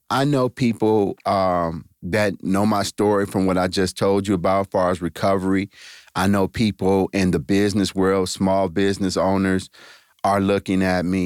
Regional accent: East Cleveland, Ohio, United States; I grew up in East Cleveland, Ohio, went to Shaw High School

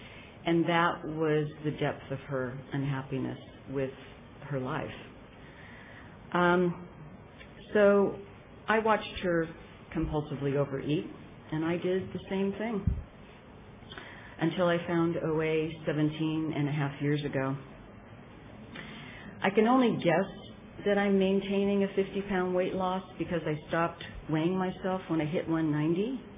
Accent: Petaluma, California, United States; And I'm from Petaluma in Sonoma County.

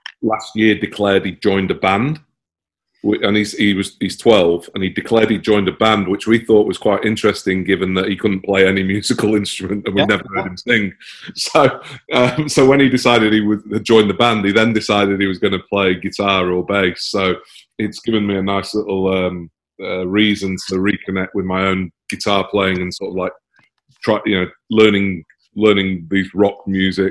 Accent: Manchester, North West England, United Kingdom; moved away as an adult; now in Sydney, Australia; I'm in Manchester, or was I've lived there for about 20 years. But yeah, from Manchester originally.

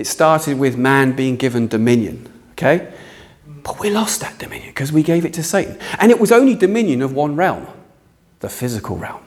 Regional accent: United Kingdom; we're British

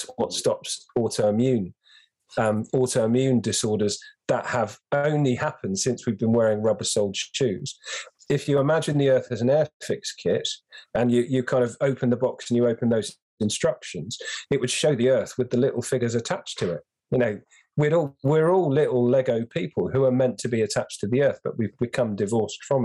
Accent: London, United Kingdom; I grew up in London

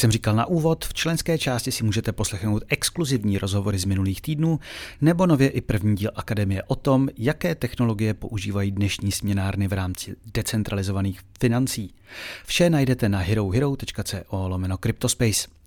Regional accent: Slovakia; som Slovák

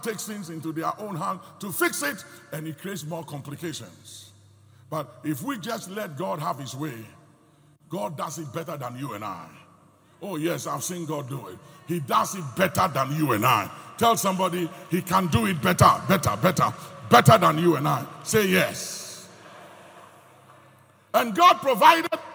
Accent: Ghana; speaking as a Ghanaian

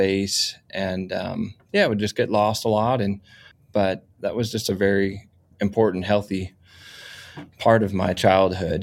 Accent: suburbs of Washington, D.C., Maryland, United States; now in Fort Collins, United States; I spent most of my youth in Maryland, in the suburbs of Washington, D.C.

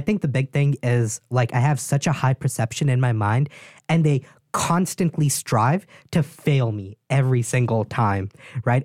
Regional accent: East Coast, Northeast, United States; moved away; I'm from the East Coast, like, Northeast.

